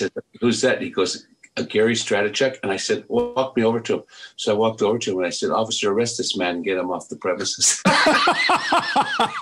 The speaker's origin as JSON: {"language": "English", "town": "Penticton", "region": "British Columbia", "country": "Canada", "tie": "born or raised there", "also_born_or_lived": "Victoria, British Columbia", "lives_now": "Vancouver, Canada", "said": "I was born in Victoria, but raised in Penticton after grade four, we moved"}